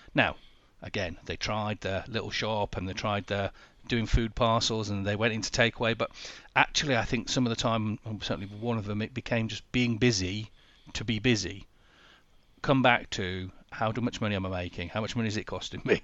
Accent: Sheffield, Yorkshire and the Humber, United Kingdom; moved away; I'm originally from Sheffield

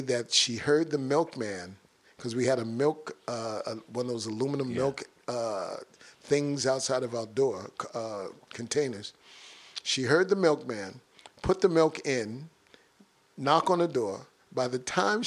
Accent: New York City, New York, United States; when I grew up in Bronx River houses, it was a mosaic of cultures

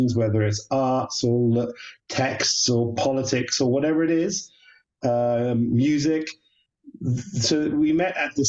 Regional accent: United Kingdom; moved away as an adult; also born or lived in London, United Kingdom / Washington, United States; now in Jerusalem, Israel; as somebody who's born British and feels very British

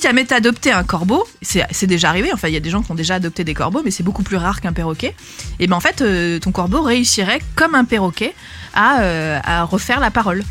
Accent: Aix-en-Provence, Provence-Alpes-Côte d'Azur, France; j'ai grandi à Aix-en-Provence

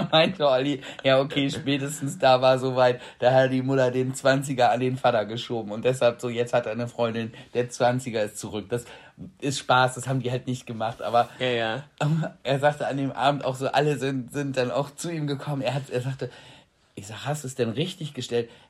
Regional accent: Freiburg, Baden-Württemberg, Germany; Dann kann ich dir auch mal Freiburg zeigen und wo ich aufgewachsen bin.

